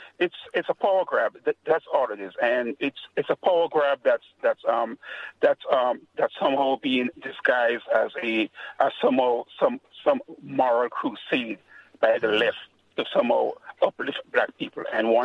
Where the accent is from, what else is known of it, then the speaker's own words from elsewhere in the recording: Grenada; I'm from the Caribbean. I'm from a small country called Grenada.